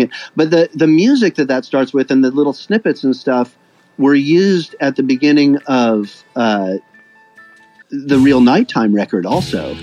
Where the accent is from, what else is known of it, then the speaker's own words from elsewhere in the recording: Davis, California, United States; moved away as an adult; now in Stockholm, Sweden; I grew up in Davis, California